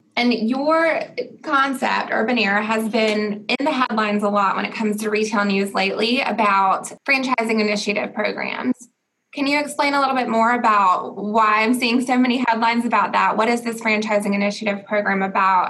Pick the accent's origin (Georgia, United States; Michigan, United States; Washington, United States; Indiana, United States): Georgia, United States; Augusta; my hometown of Augusta